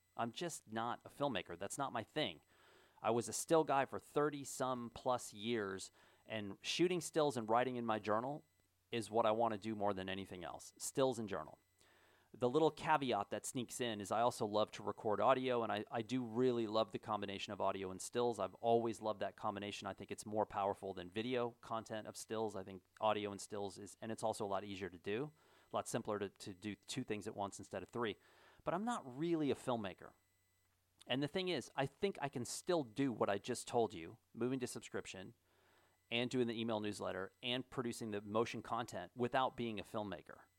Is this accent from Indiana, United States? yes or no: yes; Kennerville, Indiana, United States; moved away; my hometown, Kennerville, Indiana